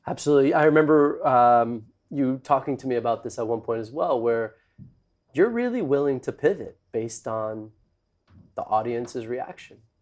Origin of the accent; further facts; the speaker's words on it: Mexico; I grew up in Mexico